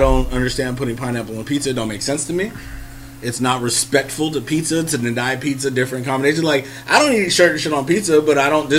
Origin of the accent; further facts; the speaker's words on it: San Francisco Bay Area, California, United States; The San Francisco motherfucking Bay.